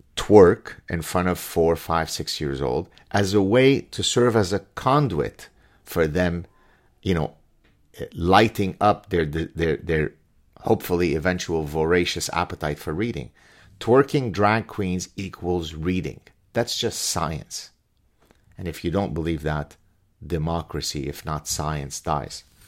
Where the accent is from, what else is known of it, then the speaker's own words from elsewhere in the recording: Lebanon; also born or lived in Canada; now in Montreal, Canada; Lebanese Jews growing, growing up in Lebanon